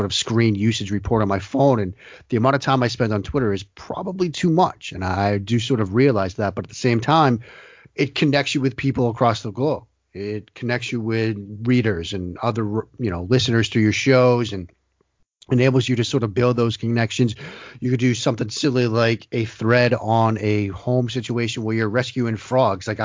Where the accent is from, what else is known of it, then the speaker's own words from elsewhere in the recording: Boston, Massachusetts, United States; growing up in the Boston area